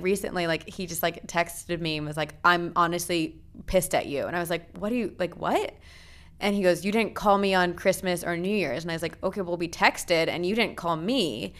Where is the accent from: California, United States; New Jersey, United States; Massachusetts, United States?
New Jersey, United States; I was born in New Jersey